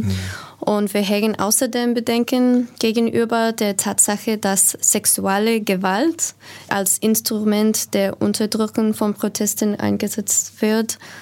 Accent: United States; German is a second language; ich eine Frau aufgewachsen in Amerika

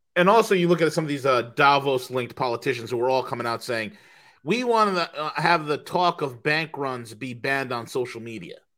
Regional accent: Rockland County, New York, United States; I grew up in Rockland County.

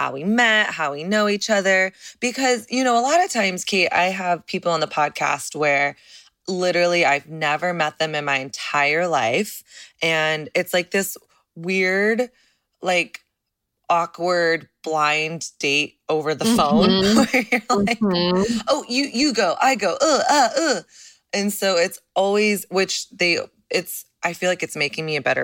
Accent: Dallas, Texas, United States; I'm from Texas. I'm from Dallas

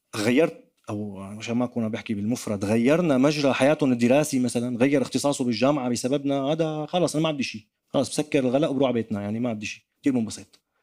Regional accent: Damascus, Damascus Governorate, Syria; accent: Damascene; now in France; انا كسوري كدمشقي حتى حتى ربطوا لي لهجتي بباب الحاره

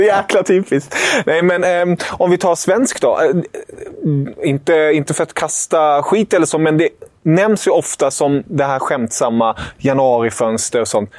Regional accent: Germany; moved away; som tysk

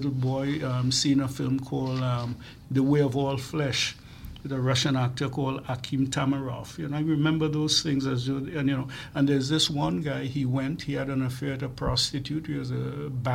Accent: Trinidad & Tobago; moved away; as a young person growing up in Trinidad

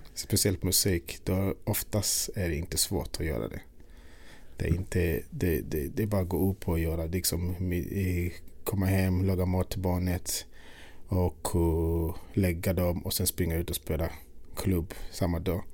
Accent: Uganda; also born or lived in Sweden; now in Stockholm, Sweden; Jag är född i Uganda. Och eh, när jag växte upp på något sätt det var musiken som drog allt

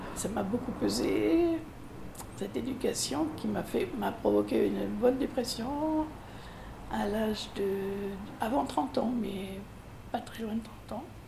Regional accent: Périgueux, Nouvelle-Aquitaine, France; now in Bordeaux, France; je suis née à Périgueux, pas très loin d'ici en fait, en Dordogne

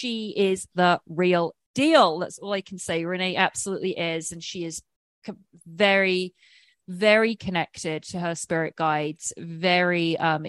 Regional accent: England, United Kingdom; I'm English

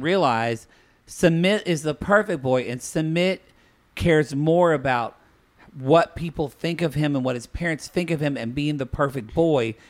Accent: United States; I was born and raised in the United

